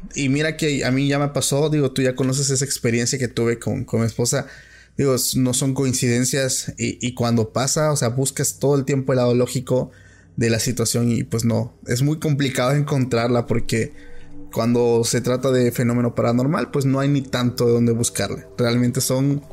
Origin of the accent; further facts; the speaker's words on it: Oaxaca, Mexico; soy de Oaxaca